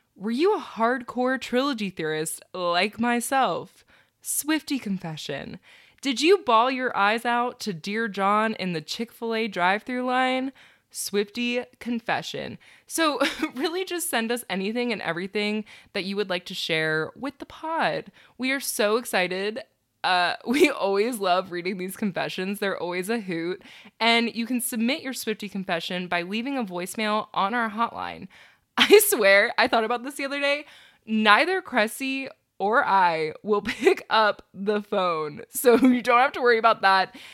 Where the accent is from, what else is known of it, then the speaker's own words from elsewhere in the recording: Maryland, United States; moved away; I'm heading to Maryland, my hometown